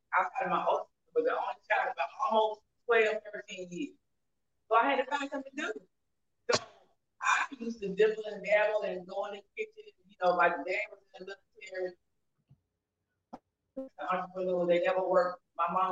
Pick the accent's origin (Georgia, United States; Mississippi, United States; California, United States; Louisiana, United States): Mississippi, United States; I'm from Mississippi, born and raised